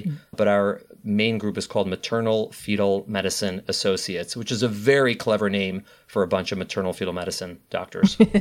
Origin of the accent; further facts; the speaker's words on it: Chicago, Illinois, United States; moved away as an adult; now in New York City, United States; I'm a Midwesterner. I was born and raised in Chicago, Illinois